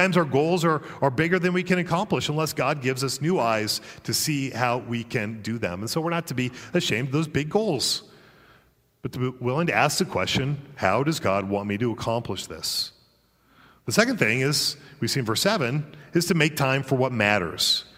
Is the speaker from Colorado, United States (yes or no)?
yes; Colorado, United States; now in Virginia, United States; I'm from Colorado originally